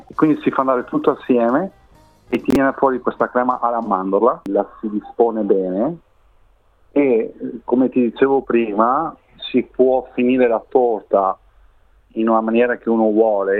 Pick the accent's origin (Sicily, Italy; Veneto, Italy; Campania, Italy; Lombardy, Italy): Veneto, Italy; Rovigo; moved away as an adult; io vengo da una piccola città del Veneto, si chiama Rovigo